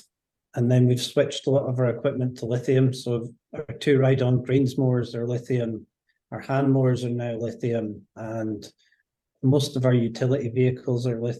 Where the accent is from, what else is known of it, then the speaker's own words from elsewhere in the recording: Scotland, United Kingdom; moved away as an adult; now in Northern Ireland; I'm from Scotland. I grew up playing links golf